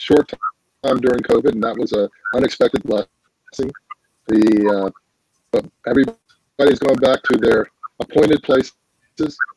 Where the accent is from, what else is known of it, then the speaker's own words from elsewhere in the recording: New Orleans, Louisiana, United States; moved away; I am originally from New Orleans, Louisiana.